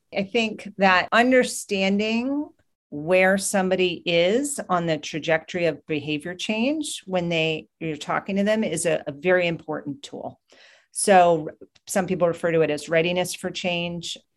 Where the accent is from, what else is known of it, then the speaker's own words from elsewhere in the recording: New Hampshire, United States; moved away; From New Hampshire is where I grew up